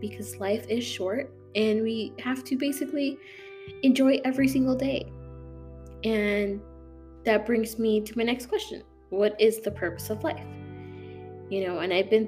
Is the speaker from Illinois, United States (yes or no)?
yes; St. Charles, Illinois, United States; moved away as an adult; now in Florida, United States; I'm from Illinois, from a really small suburb called St. Charles